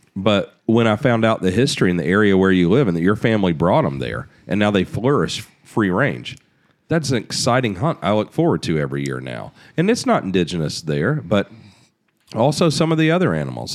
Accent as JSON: {"language": "English", "country": "United States", "said": "as an American"}